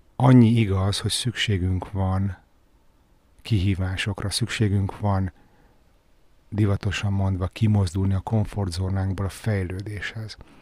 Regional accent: Budapest, Hungary; én örök Pesti vagyok

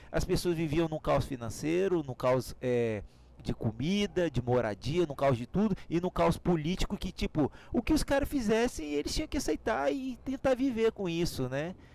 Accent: Brazil; nós somos brasileiros

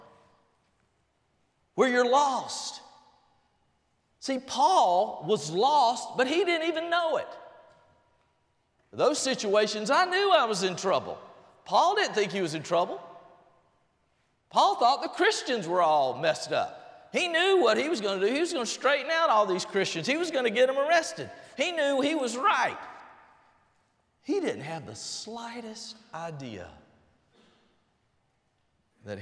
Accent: Albany, Georgia, United States; also born or lived in Blakely, Georgia; I was born in Blakely, Georgia. Grew up in Albany

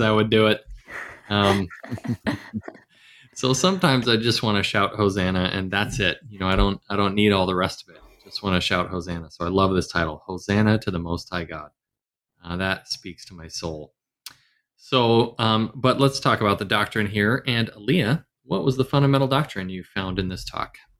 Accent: the South, United States; I grew up in the South, the South

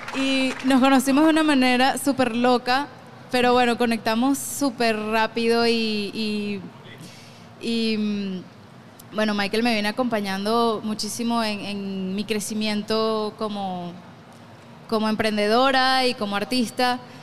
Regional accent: Gran Sabana, Bolívar, Venezuela; en mi casa, donde yo crecí en la Gran Sabana

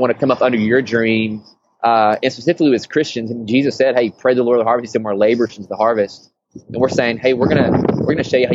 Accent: Tennessee, United States; moved away as an adult; now in Portland, United States; I'm originally from Tennessee

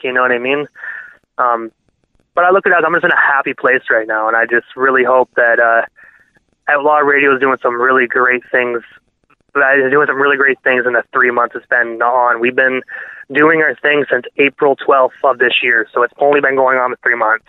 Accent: Brockville, Ontario, Canada; moved away as an adult; now in Prescott, Canada; Brockville, um, I, it's my hometown

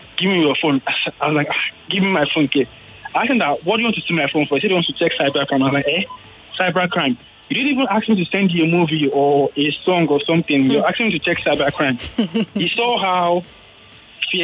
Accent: Nigeria; as a Nigerian

